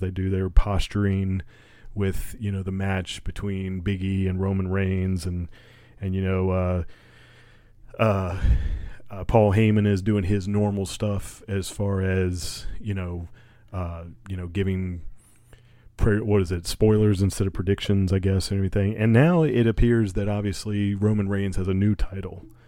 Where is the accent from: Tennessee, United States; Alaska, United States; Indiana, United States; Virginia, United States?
Virginia, United States; I'm from Virginia